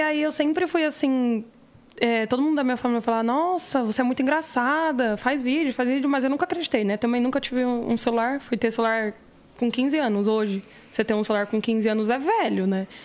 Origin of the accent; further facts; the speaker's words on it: São Paulo, Brazil; Eu esqueci o hospital que eu nasci, mas foi aqui Itaquera